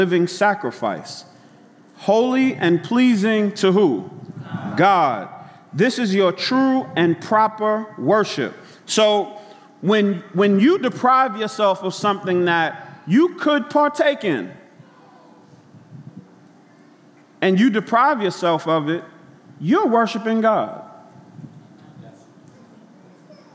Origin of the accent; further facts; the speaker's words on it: New York City, New York, United States; I grew up in Brooklyn